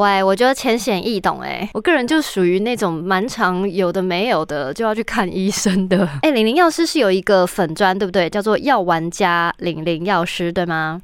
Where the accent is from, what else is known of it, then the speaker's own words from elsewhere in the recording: Taiwan; 我们台湾人不是最爱去日本买药吗